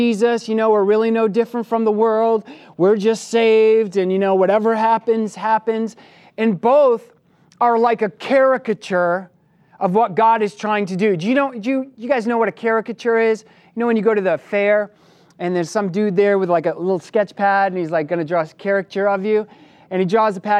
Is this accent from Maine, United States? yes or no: yes; Maine, United States; having been born and raised in Maine, I grew up working on a farm